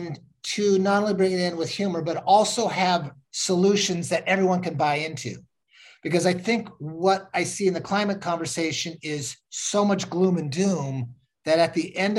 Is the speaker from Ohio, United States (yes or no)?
no; Washington, United States; I was raised in Washington State